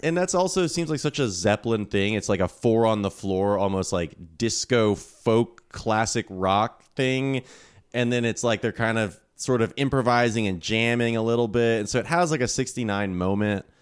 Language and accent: English; Atlanta, Georgia, United States; I was growing up in Atlanta